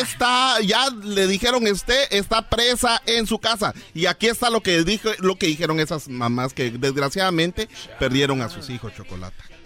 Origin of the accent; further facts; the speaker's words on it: Honduras; mi gente de Honduras